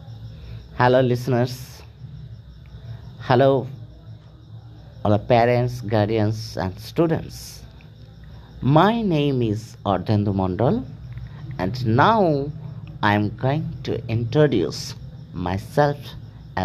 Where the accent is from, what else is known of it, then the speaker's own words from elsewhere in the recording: Horischok, West Bengal, India; I was born at Horischok in Hooghly district.